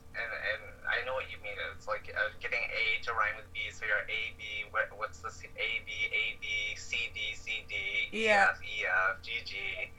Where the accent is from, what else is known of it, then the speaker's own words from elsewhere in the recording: Michigan, United States; I'm from Michigan, and I support local talent